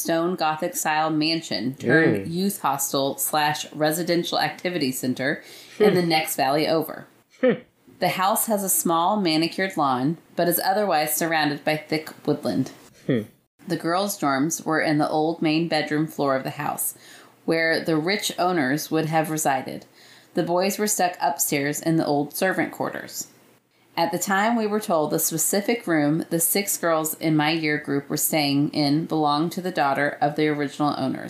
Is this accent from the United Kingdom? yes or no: yes; Yorkshire and the Humber, United Kingdom; I'm originally from Yorkshire in England.